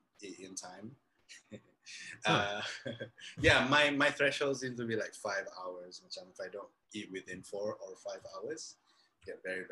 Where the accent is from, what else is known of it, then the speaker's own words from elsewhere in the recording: Malaysia; I'm from Malaysia too